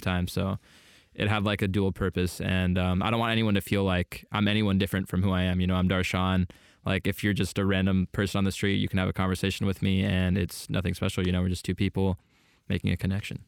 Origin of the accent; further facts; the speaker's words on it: Poway, California, United States; also born or lived in Canada / Washington; moved to Southern California and lived in, um, Sa-, the San Diego area, Poway, to be more specific, until, like, eighteen